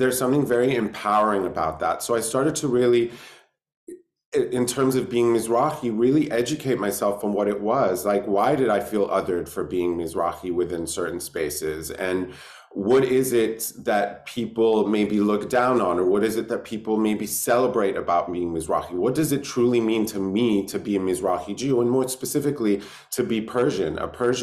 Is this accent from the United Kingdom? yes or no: yes; London, United Kingdom; now in Los Angeles, United States; I was born in London, England in 1999.